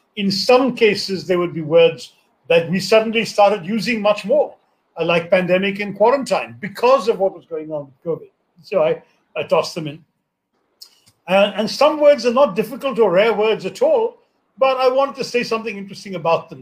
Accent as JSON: {"language": "English", "country": "India", "tie": "born or raised there", "said": "I grew up in India without television, without computers, without mobile phones"}